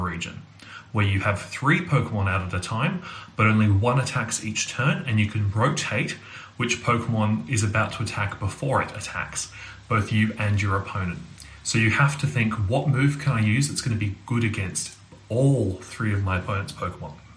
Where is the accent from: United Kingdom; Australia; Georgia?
Australia; I'm from Australia